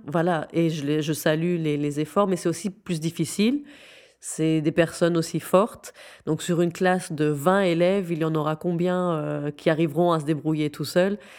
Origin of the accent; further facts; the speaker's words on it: Syria; moved away as an adult; now in Belgium; J'ai grandi en Syrie. Je suis belge euh, qui a grandi en Syrie, euh, de parents syriens et marocains